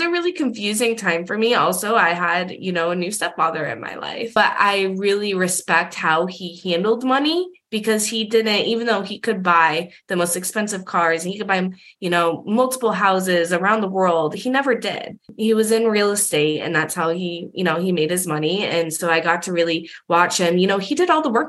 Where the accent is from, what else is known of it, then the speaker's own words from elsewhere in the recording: Massachusetts, United States; I was living in Massachusetts, you know, when I was a senior and for my whole childhood, I'm from Massachusetts